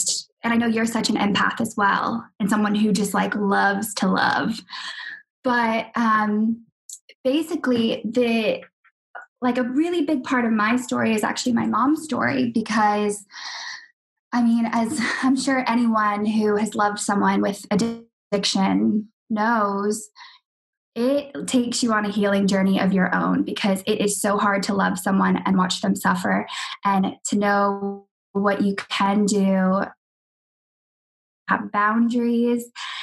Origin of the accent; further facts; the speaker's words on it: Jacksonville, Florida, United States; also born or lived in Australia; now in London, United Kingdom; I'm living in London right now. I've just moved after living in Australia for 3 years, but I'm from Jacksonville